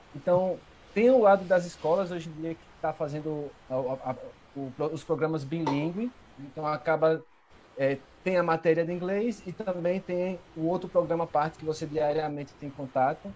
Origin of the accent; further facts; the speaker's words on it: Brazil; nunca saí do Brasil